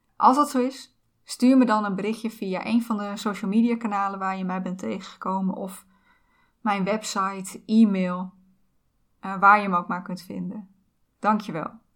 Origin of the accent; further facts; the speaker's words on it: Netherlands; ik ben geboren in Nederland, waar ik alle kansen heb gekregen